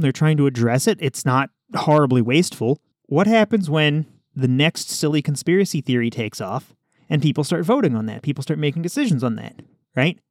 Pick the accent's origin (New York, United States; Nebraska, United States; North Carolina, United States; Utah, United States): Nebraska, United States; I'm just from Nebraska